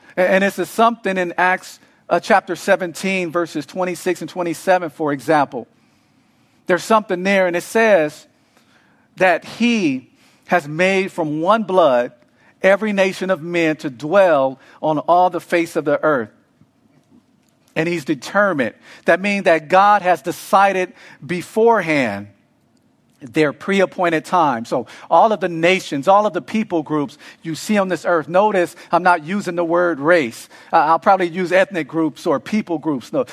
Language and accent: English; Los Angeles, California, United States; now in Arizona, United States; grew up